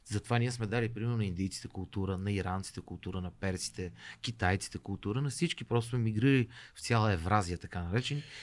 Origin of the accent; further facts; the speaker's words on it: Bulgaria; аз съм българин и по-скоро м- горд българин, такъв.